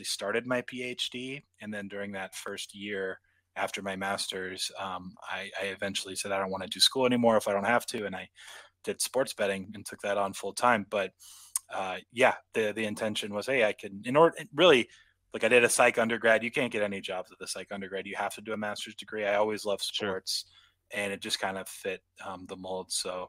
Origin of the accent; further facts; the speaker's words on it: West Coast, United States; I am from the West Coast.